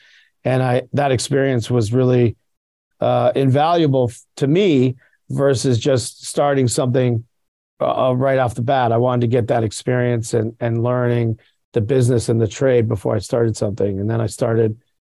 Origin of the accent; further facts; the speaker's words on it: Virginia, United States; I grew up in Virginia, outside of DC